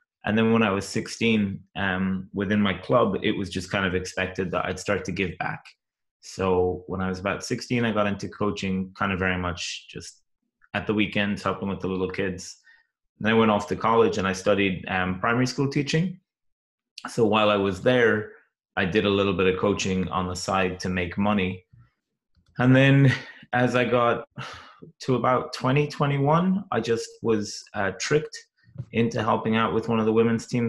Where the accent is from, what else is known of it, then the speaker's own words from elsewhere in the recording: Cork, Munster, Ireland; now in Williamsburg, United States; I'm originally from Cork in Ireland, but I live in Williamsburg in Virginia in America now